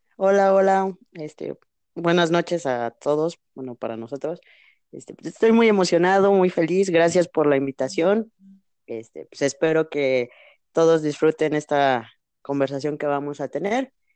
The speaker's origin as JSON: {"language": "Spanish", "country": "Mexico", "said": "también soy mexicano"}